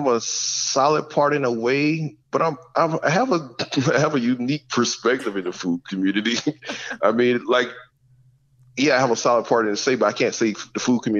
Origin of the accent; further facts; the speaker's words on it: the South, United States; And being a Southerner, I think I was raised in the South. I wasn't raised in the North.